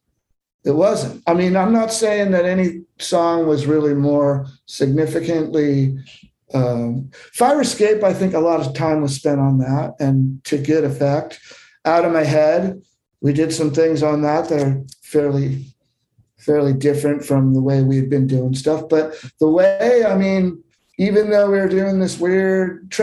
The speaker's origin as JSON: {"language": "English", "region": "Southern California", "country": "United States", "tie": "born or raised there", "also_born_or_lived": "Austin, Texas", "moved": "yes", "said": "I grew up in Southern California with a mother who was, you know, an … fan in high school"}